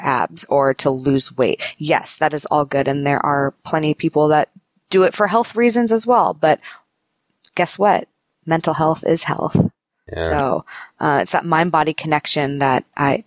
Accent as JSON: {"language": "English", "town": "Palos Verdes", "region": "California", "country": "United States", "tie": "born or raised there", "said": "I grew up in Palos Verdes, which is a very small, quaint town, isolated from the hustle and bustle of Los Angeles"}